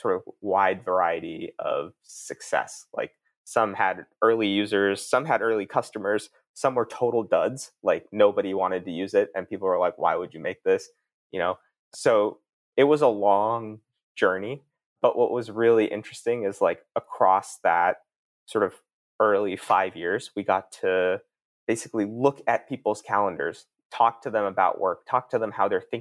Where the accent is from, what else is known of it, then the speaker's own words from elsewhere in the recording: East Coast, United States; moved away as an adult; also born or lived in Palo Alto; I grew up out on the East Coast, went to college out there